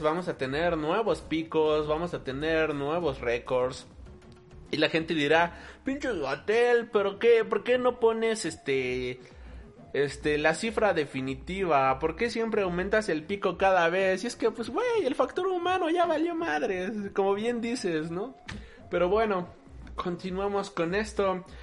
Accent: Mexico; aquí en la Ciudad de México, nosotros somos de México

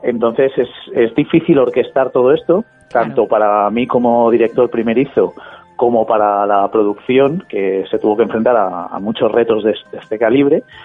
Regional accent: Valencian Community, Spain; soy, de esta tierra, soy valenciano

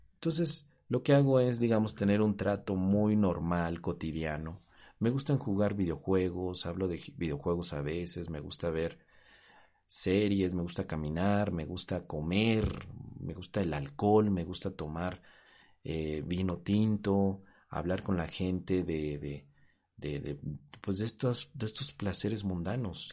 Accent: Mexico; en mi país, en México

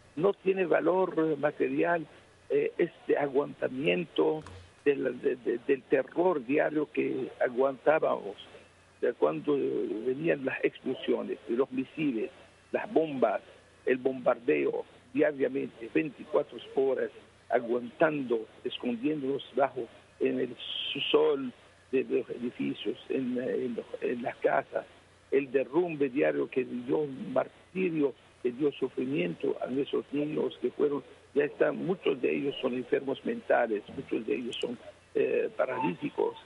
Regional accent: Aleppo, Aleppo Governorate, Syria; especialmente en la ciudad de Alepo, mi ciudad natal

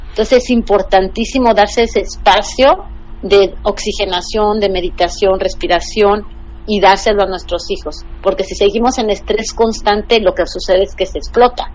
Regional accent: Mexico; yo como mexicana

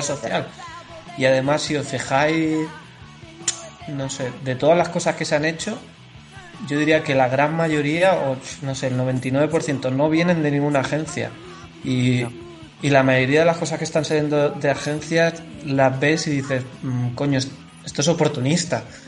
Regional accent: Andalusia, Spain; yo soy andaluz

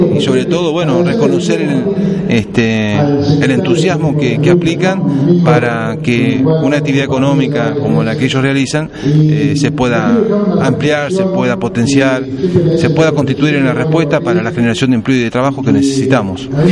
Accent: Río Negro, Argentina; Río Negro se merece tener el destino que los rionegrinos queremos

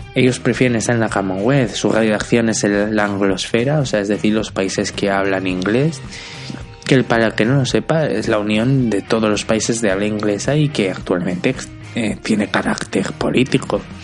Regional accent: Benidorm, Valencian Community, Spain; moved away; yo soy de Benidorm, aunque actualmente no vivo ahí, y en mis 28 años de existencia

